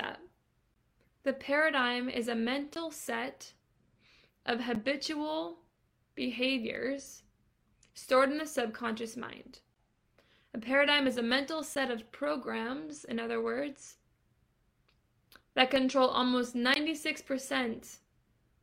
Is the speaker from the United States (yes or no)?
yes; Boston, Massachusetts, United States; moved away as an adult; now in Atlanta, United States; I'm from Boston originally